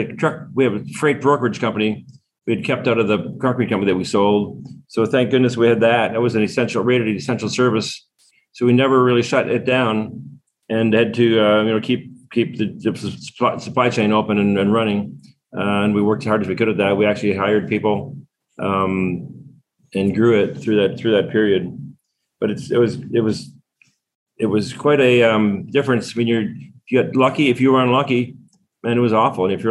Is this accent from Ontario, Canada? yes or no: yes; Waterloo, Ontario, Canada; We're from Canada. I grew up in the home of the BlackBerry of Waterloo, Canada